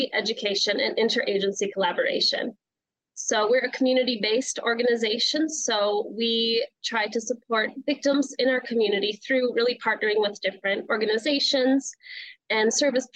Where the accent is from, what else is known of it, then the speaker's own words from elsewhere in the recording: Minot, North Dakota, United States; moved away as an adult; now in Minnesota, United States; So I am originally from North Dakota. So I grew up in Minot, and I've been living in Minnesota now for about 5 years.